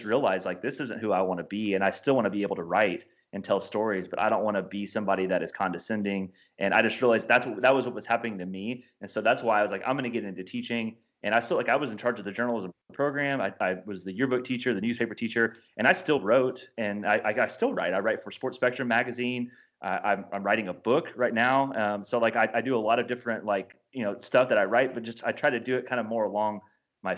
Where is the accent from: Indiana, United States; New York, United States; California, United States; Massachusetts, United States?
Indiana, United States; I'm a sports fan who was born and raised in Indiana